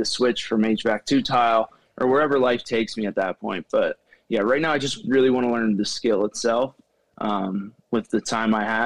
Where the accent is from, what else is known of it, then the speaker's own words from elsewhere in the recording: Shamokin, Pennsylvania, United States; I'm from Shamokin, Pennsylvania. I grew up in a small town.